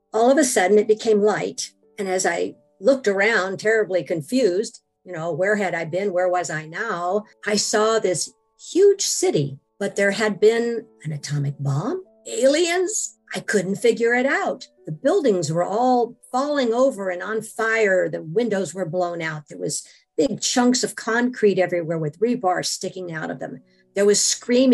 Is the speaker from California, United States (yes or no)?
no; Washington, United States; I am from Washington.